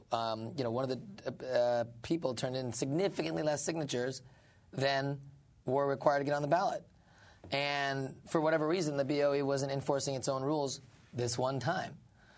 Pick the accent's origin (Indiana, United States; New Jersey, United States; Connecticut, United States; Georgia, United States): Indiana, United States; born or raised there; moved away as an adult; also born or lived in Mississippi; now in New York City, United States